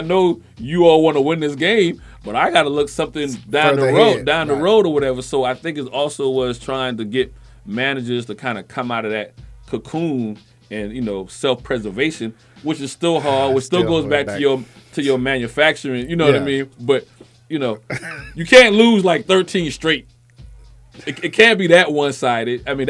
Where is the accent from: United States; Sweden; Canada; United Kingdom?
United States; East Coast; moved away; I'm from the East Coast. I live out here.